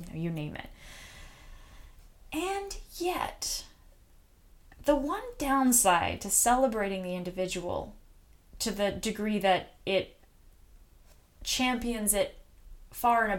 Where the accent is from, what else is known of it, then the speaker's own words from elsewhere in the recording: United States; as an American